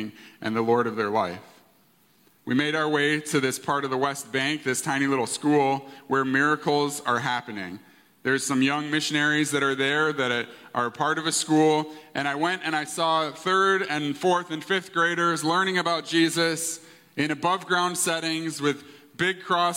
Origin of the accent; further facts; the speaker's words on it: Canada; I was born in Canada. My parents are immigrant parents from England